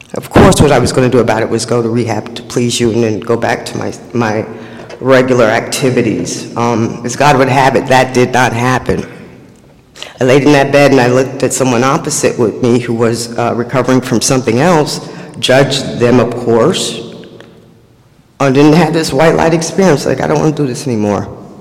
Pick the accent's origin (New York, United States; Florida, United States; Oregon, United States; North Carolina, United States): New York, United States; New York City; I was born and raised in Harlem, USA.